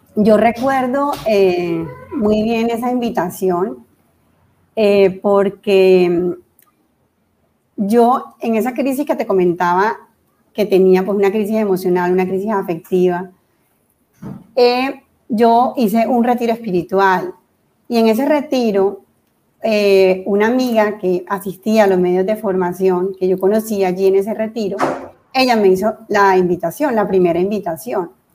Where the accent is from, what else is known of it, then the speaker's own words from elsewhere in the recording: Santa Marta, Magdalena, Colombia; moved away as an adult; also born or lived in Cartagena / Bogotá; soy de Cartagena, nacida en Cartagena y luego mis padres se fueron a vivir a Santa Marta. Fui criada en Santa Marta